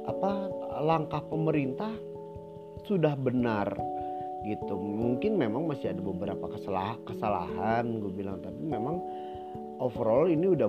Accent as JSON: {"language": "Indonesian", "region": "Jakarta", "country": "Indonesia", "tie": "born there", "said": "dia tahu nggak gue lahir di Kelapa Gading tahu nggak dia Kelapa Gading itu Jakarta Utara tahu nggak Jakarta Utara itu di Jakarta"}